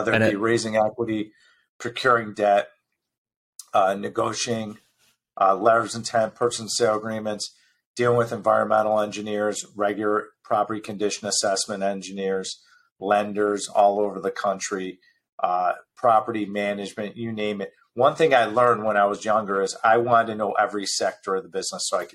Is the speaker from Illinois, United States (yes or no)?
yes; Chicago, Illinois, United States; also born or lived in Newport Beach; I was born and raised in Chicago